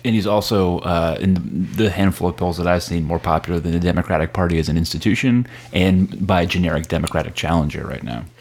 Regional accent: Connecticut, United States; moved away as an adult; now in Brooklyn, United States; I live in Brooklyn. Uh, I grew up in Connecticut.

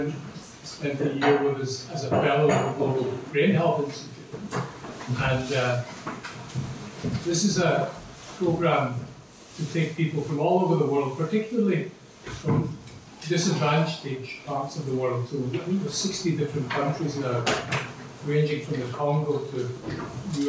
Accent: Glasgow, Scotland, United Kingdom; now in Dublin, Ireland; when I was growing up in Glasgow in the 50s as a young boy and 60s

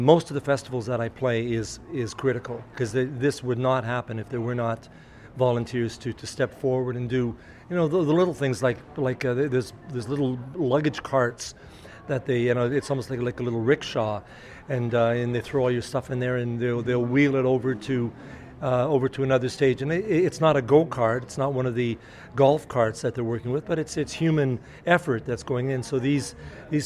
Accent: Winnipeg, Manitoba, Canada; from Winnipeg, from my hometown.

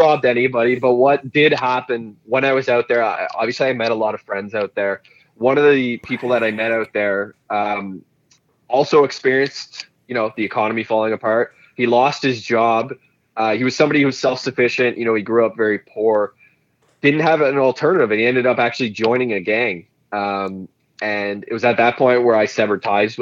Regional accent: Renfrew, Ontario, Canada; I was from Renfrew, you know, the bitter rival.

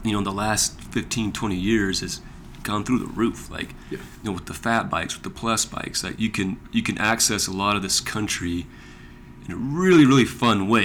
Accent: Monticello, Utah, United States; I grew up here in Monticello.

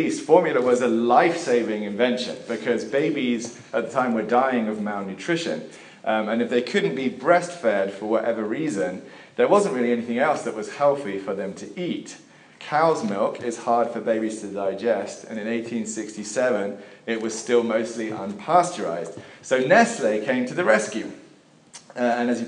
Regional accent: England, United Kingdom; while I was growing up in England

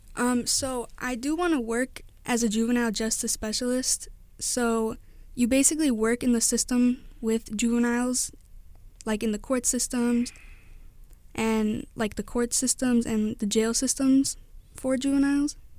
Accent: Whiting, Indiana, United States; I grew up all my life in Whiting, Indiana

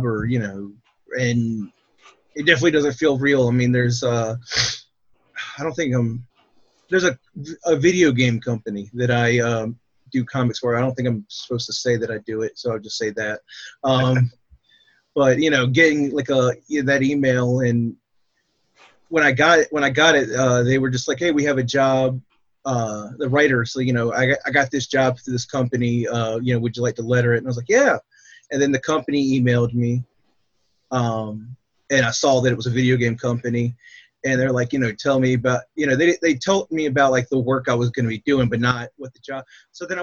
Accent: Portsmouth, Virginia, United States; I'm from Portsmouth, Virginia. Lived here my whole life except for like 2 months where I went to college in Pennsylvania

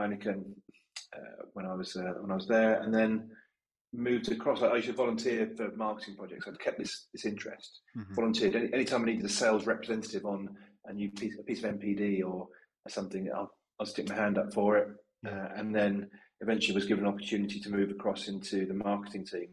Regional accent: London, United Kingdom; now in Leeds, United Kingdom; as a Londoner who now lives in Leeds

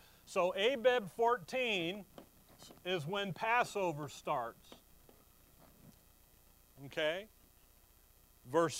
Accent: Chicago, Illinois, United States; where I'm from, and when I was growing up in Chicago

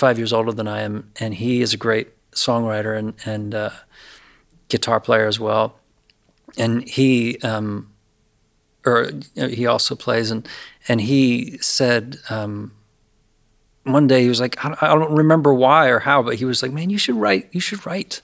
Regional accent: Lewisburg, Pennsylvania, United States; moved away; I grew up in Lewisburg, which is a beautiful little Victorian river town in north central Pennsylvania

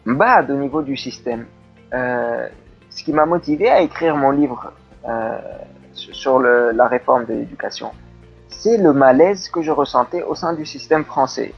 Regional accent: Tunisia; moved away; also born or lived in France; je, suis tunisien, je suis né en Tunisie

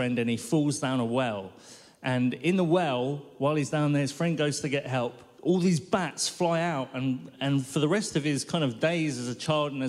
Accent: London, United Kingdom; I grew up in North London, lovely little neighborhood that is

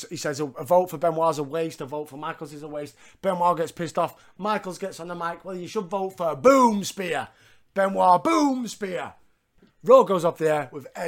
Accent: Yorkshire and the Humber, United Kingdom; I'm a Yorkshireman

